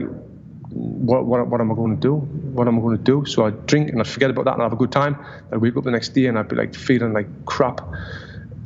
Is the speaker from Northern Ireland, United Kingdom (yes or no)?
no; Sunderland, North East England, United Kingdom; moved away as an adult; now in United States; In my hometown in Sunderland, I was the only ever Olympian from the city